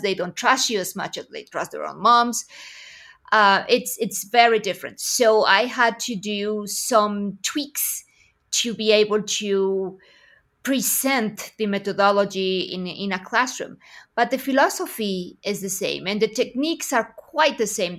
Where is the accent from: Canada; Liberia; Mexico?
Mexico; Aguascalientes; here in my hometown of Aguascalientes, Mexico